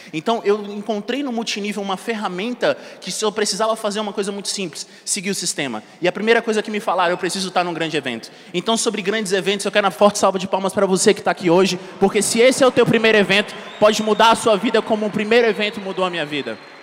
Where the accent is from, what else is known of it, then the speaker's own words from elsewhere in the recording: Brasília, Federal District, Brazil; Eu sou nascido e criado em Brasília